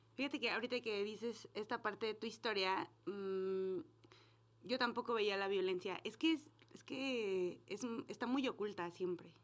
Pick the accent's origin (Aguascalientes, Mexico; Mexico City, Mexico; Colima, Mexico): Aguascalientes, Mexico; Aguascalientes es, yo soy de aquí